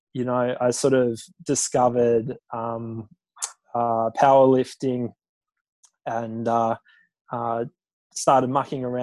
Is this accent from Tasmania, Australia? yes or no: yes; Tasmania, Australia; moved away as an adult; now in Sydney, Australia; I grew up in Tassie